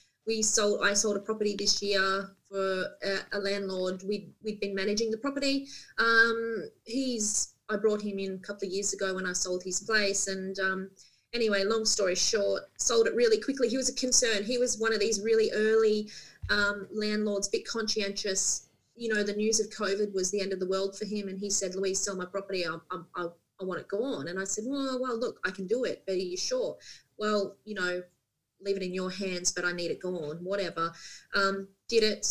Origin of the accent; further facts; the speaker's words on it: Central Coast, New South Wales, Australia; moved away as an adult; now in Port Macquarie, Australia; being born and bred on the Central Coast